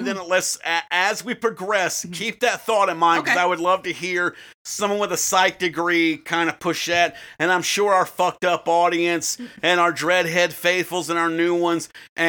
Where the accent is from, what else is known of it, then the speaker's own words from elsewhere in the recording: the South, United States; Oh, it's the South. I'm from the South.